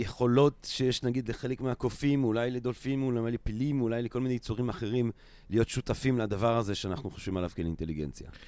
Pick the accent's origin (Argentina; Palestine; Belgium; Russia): Belgium; accent: French; Hebrew is a second language; now in Israel; אני לא באמת מערד, אני מבלגיה